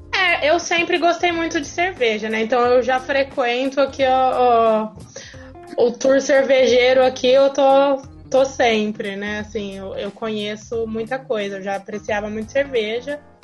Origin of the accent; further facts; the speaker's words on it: Ribeirão Preto, São Paulo, Brazil; eu sou de Ribeirão Preto